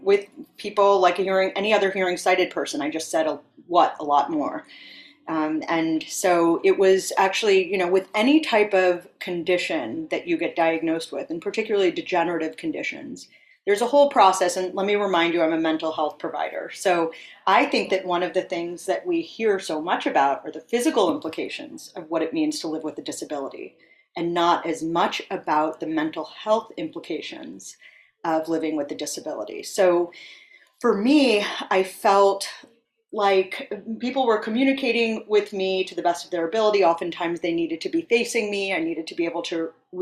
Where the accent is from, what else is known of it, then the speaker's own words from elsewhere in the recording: San Francisco Bay Area, East Bay, California, United States; now in New York City, United States; I was born and raised in the San Francisco Bay Area in the East Bay